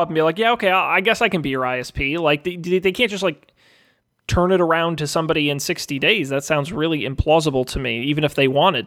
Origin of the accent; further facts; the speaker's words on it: Massachusetts, United States; I'm from Massachusetts